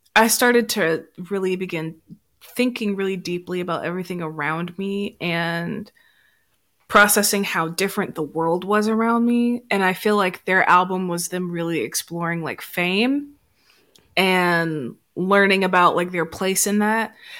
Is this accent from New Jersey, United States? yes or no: no; Memphis, Tennessee, United States; I am from Memphis